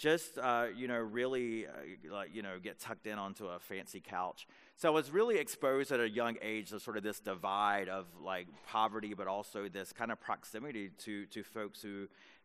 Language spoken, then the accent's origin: English; North Carolina, United States; where I grew up in North Carolina as a young boy